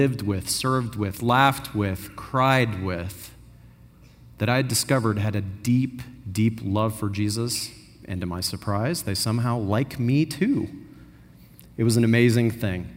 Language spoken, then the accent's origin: English; Austin, Texas, United States; also born or lived in Pacific Northwest, United States; When we first moved here, I was 8 or 9 years old, and I moved from the Pacific Northwest. And when we arrived in Austin